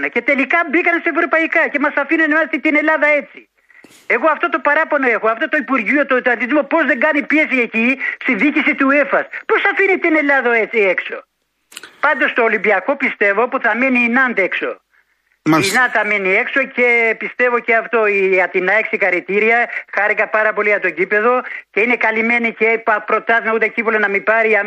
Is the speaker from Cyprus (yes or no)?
no; Gjirokastër, Gjirokastër County, Albania; now in Piraeus, Greece; από Πειραιά. Έχω πάρει πριν δύο μήνε ε, που είμαι από το από το Αργυρόκαστρο.